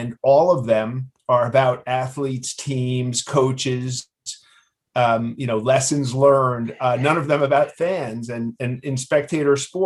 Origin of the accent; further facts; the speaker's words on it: New York City, New York, United States; I grew up in Queens.